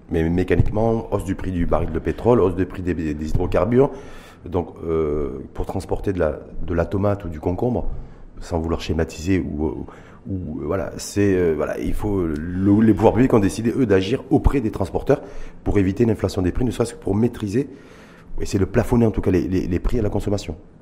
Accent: Morocco; chez nous, au Maroc

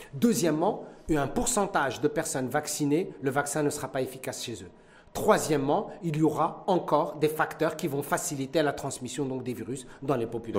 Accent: Morocco; chez nous au Maroc

